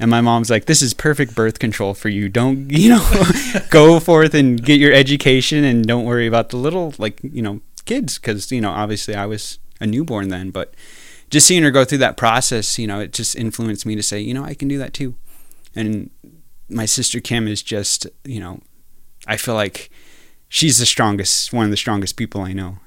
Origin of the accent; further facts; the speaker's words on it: New Mexico, United States; moved away as an adult; now in North Dakota, United States; I grew up in New Mexico, uh, part of the, part of the Navajo Nation, the Diné people.